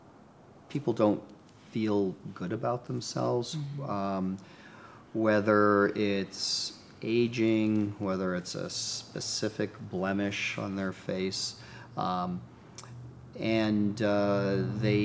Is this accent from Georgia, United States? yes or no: no; Boston, Massachusetts, United States; moved away as an adult; also born or lived in New Hampshire / New York City / Los Angeles; now in Pasadena, United States; Yes, I'm from Boston. I grew up in New England